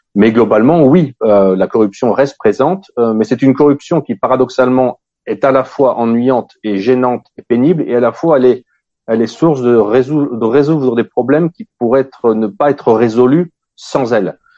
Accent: France; moved away as an adult; also born or lived in Africa; now in Russia; j'ai, grandi en France, j'ai grandi en Afrique

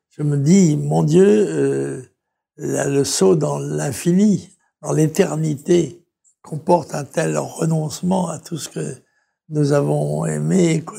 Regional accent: La Trinité-sur-Mer, Brittany, France; comme dit la, devise de mon pays natal, la Trinité-sur-Mer, Arendoir, mour sur terre et sur mer.

